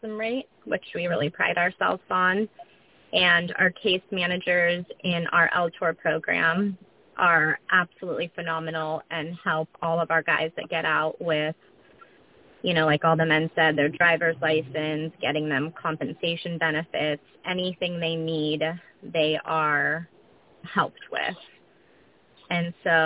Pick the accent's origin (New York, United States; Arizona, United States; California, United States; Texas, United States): California, United States; Carmel; I was born and raised here in Carmel, California.